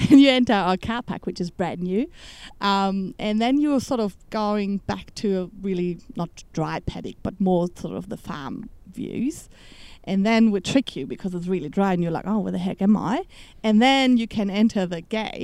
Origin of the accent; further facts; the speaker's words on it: Germany; English is a second language; moved away as an adult; also born or lived in Melbourne, Australia; now in Australia; I'm from Germany, as you might be able to hear, and I came over in 2008 to Melbourne